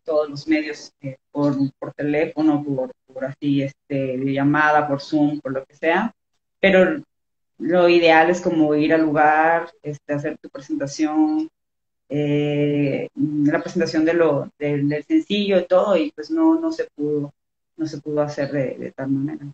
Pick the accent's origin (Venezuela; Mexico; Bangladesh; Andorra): Mexico; Los Cabos, Baja California Sur; moved away as an adult; also born or lived in Guadalajara; now in Mexico City, Mexico; de Los Cabos, de Baja California Sur. Eh, pero ahorita estoy viviendo en la ciudad, tengo como cuatro meses, entonces pues sí, soy de, Cabo, pero radicada en Ciudad de México.